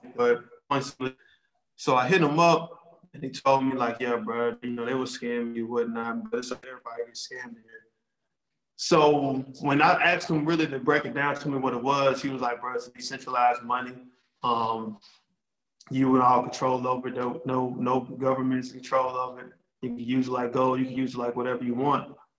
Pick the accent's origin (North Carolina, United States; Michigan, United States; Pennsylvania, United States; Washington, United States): North Carolina, United States; Charlotte; I live in Charlotte, North Carolina. I'm from Charlotte